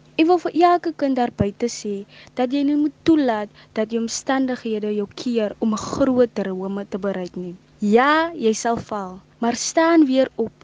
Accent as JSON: {"language": "Afrikaans", "area": "Eersterivier", "region": "Western Cape", "country": "South Africa", "tie": "born or raised there", "said": "Ek het grootgeword in Esterhofie en woon tans nog steeds hier"}